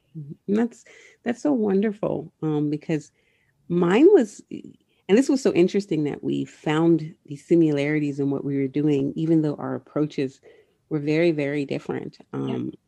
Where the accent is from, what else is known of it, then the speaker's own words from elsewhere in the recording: Southern California, United States; moved away; I'm originally from Southern California